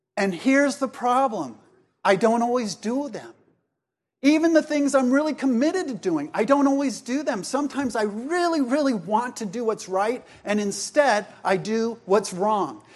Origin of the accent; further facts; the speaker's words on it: Laguna Beach, California, United States; also born or lived in Columbia, South Carolina; I was raised in Laguna Beach